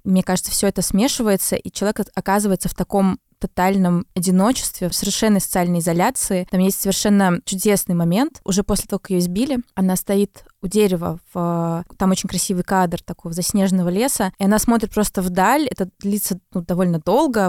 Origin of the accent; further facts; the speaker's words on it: Belarus; я вообще белоруска